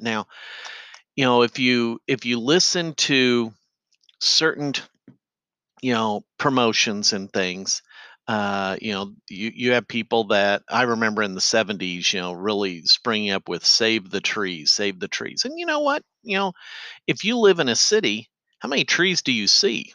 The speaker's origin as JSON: {"language": "English", "town": "Effingham", "region": "Illinois", "country": "United States", "tie": "born or raised there", "said": "my hometown of Effingham"}